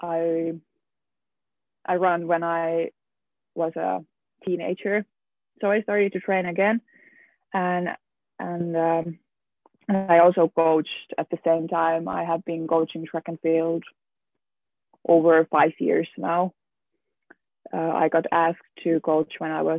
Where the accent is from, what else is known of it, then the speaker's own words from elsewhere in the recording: Lahti, Päijät-Häme, Finland; moved away as an adult; also born or lived in Luxembourg / Germany; now in Manchester, United Kingdom; I grew up in Lahti in Finland, and I have basically lived my whole life in here in Lahti